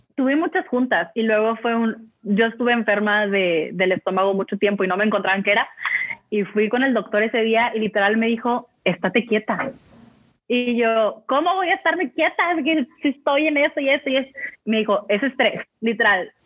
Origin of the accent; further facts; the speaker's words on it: Mexico; como buen mexicano